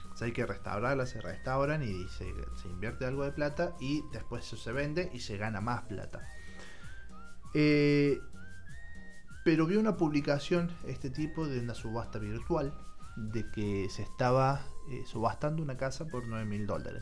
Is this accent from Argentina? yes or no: yes; Argentina